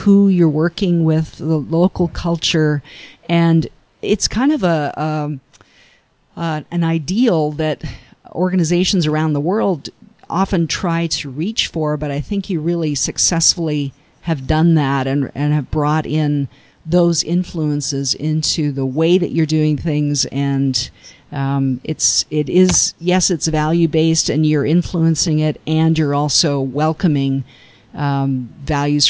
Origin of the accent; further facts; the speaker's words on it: Canada; I grew up in Canada